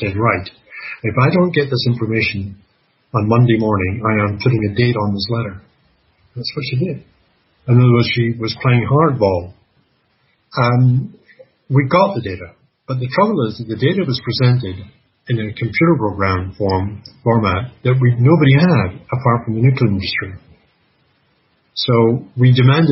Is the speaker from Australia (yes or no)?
no; Canada; I'm Canadian